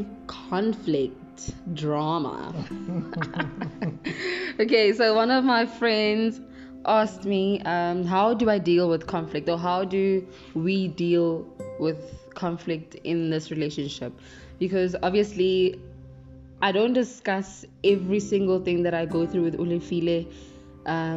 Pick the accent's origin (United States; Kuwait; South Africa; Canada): South Africa; we are South African